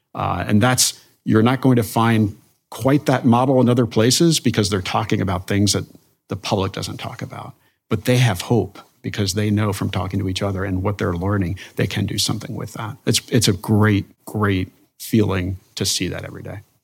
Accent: Denville, New Jersey, United States; moved away; I am from Northwest New Jersey, from Denville, New Jersey. It's on the, was at the time, kind of the, the edge of rural and suburban where they meet. So grew up in a place, we had acres

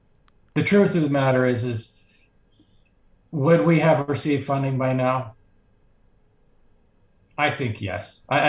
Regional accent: Calgary, Alberta, Canada; I was born in Calgary. I've lived in Canada my whole life, except for, you know, about a year when I was off doing some school.

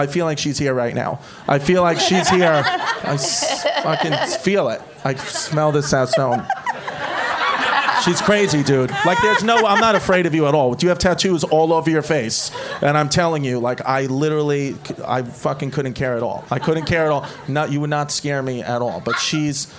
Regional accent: New York City, New York, United States; I'm from Brooklyn, like the old Brooklyn, you know, like not the new fucking quinoa Brooklyn. I'm from the old part

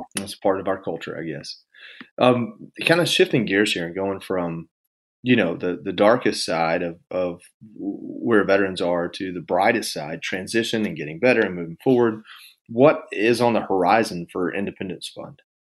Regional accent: Georgia, United States; moved away as an adult; also born or lived in Washington, D.C.; I'm from Georgia, and hunting and fishing is a big part of what

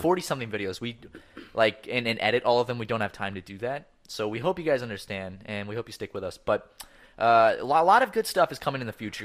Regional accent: Charleston, United States; born or raised there; moved away

